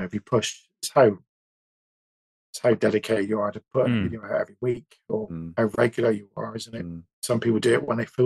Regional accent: West Country, South West England, United Kingdom; accent: West Country; I'm from the West, I've got a West Country accent.

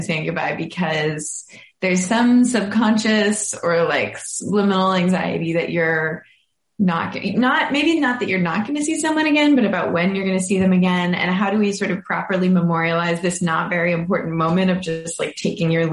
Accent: Boston, Massachusetts, United States; moved away as an adult; now in Brooklyn, United States; I am from Boston, and I live in recently moved to Brooklyn, New York.

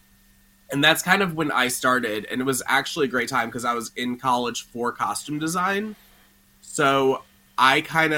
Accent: Long Island, New York, United States; I'm originally from Long Island, but I lived in New York City since I was 17. I'm still there now

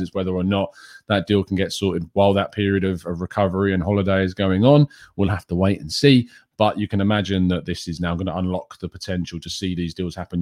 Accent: England, United Kingdom; it makes me embarrassed to be English

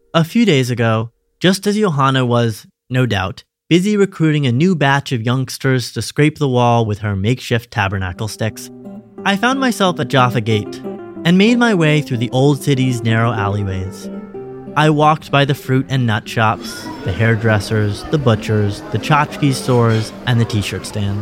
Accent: Western Massachusetts, United States; moved away as an adult; now in Israel; Growing up in the States

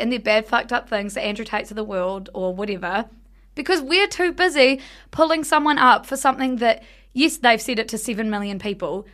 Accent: South Island, New Zealand; we grew up in the South Island

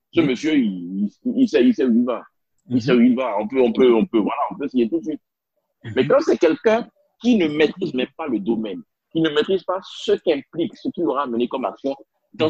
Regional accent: Benin; first language Spanish; French is a second language; moved away; also born or lived in Europe / Ghana / India; J'ai grandi en Afrique, euh, au mhm. Bénin, j'ai étudié au Ghana

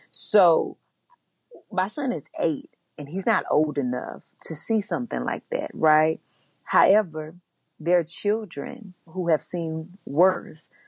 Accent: the South, United States; And for me, growing up in the South, it wasn't even just the police officers.

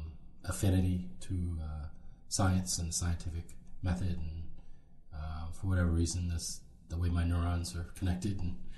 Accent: Philadelphia, Pennsylvania, United States; also born or lived in Cheltenham Township, Pennsylvania / Atlanta, Georgia; I grew up in Philly, born and raised, Philly proud, Philly strong.

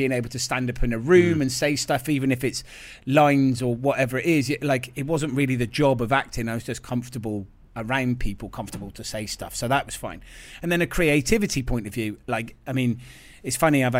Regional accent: Gloucester, South West England, United Kingdom; moved away; I moved from there, but I lived there a long time. I grew up there.

